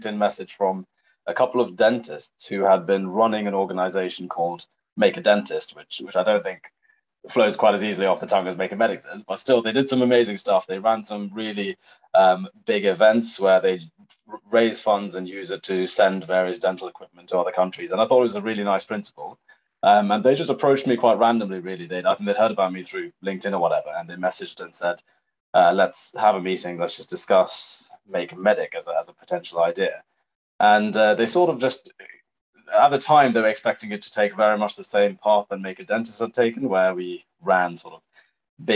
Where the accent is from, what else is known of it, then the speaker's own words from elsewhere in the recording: Norfolk, East of England, United Kingdom; moved away as an adult; also born or lived in Sri Lanka; now in London, United Kingdom; I grew up in Norfolk